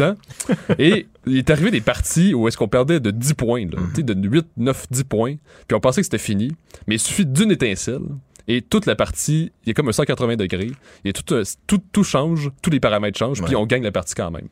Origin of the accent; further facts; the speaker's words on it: Quebec, Canada; la génération de nos grands-parents, c'était on est des Canadiens, on est Canadiens français